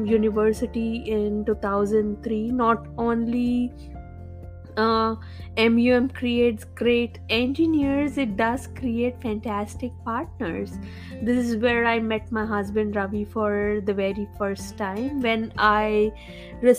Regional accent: India; I grew up in India in a small town without much access to technology.

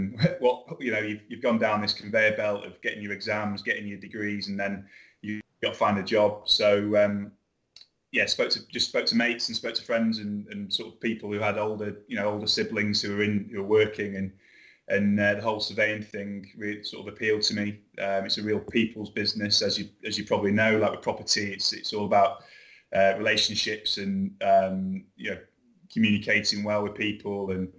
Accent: Fylde Coast, Lancashire, North West England, United Kingdom; accent: Lancashire; moved away as an adult; also born or lived in London; as you can probably tell from my accent, Lancashire lad, originally grew up on a place called the Fylde Coast, moved down to London after university

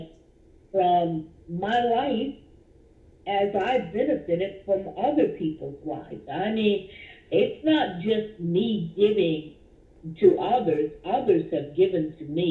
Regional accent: Dallas, Texas, United States; I grew up here in Dallas, Texas, where I was born.

